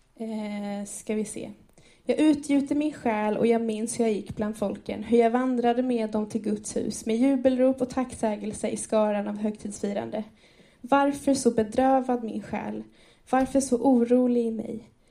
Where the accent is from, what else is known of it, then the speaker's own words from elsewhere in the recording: Enköping, Uppsala County, Sweden; jag är född och uppvuxen i Enköping i den här församlingen